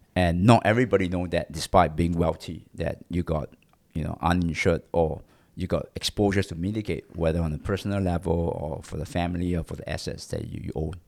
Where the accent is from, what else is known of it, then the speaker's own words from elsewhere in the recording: Singapore; I'm a Singaporean, uh, born in Singapore.